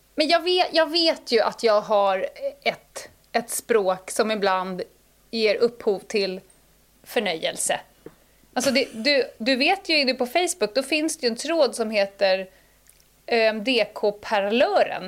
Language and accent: Swedish; Stockholm, Stockholm County, Sweden; also born or lived in Dalarna; jag är ju bördig från Södermalm. Mm, mm. Uppväxt, born and raised. Jag är väl en av de få 08 eh, Södermalmsarna som faktiskt kommer från Södermalm